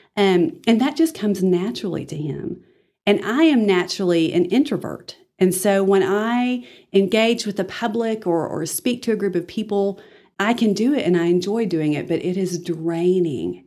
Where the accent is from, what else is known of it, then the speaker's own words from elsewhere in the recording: Dalhart, Texas, United States; also born or lived in Amarillo, Texas; I am blessed to be a native of the Texas Panhandle. I was born here in Amarillo. Uh, when I was younger, I was able to spend elementary and junior high in Dalhart